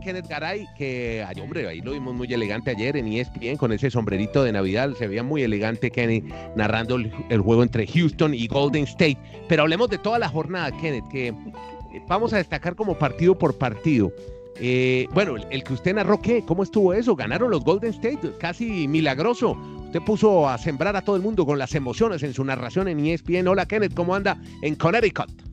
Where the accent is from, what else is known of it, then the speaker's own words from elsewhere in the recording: Colombia; now in Chile; yo soy colombiano, vivo en Chile